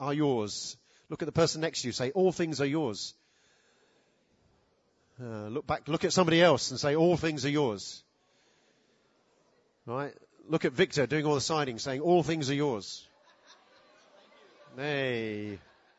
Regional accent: United Kingdom; us as British people

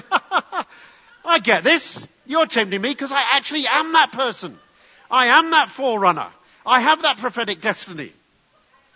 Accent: England, United Kingdom; being very English

